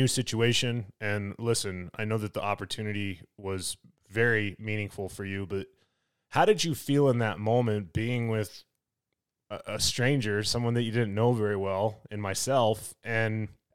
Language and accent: English; Colorado, United States; I'm a Colorado native and I'm from the United States